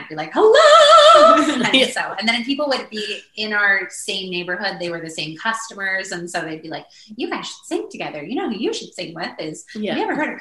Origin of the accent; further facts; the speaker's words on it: Canada; We're a trio from the West Coast. We're Canadian